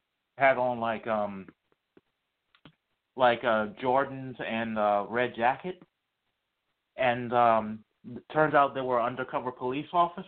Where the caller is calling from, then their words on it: Charlottesville, Virginia, United States; I'm calling from Charlottesville, Virginia.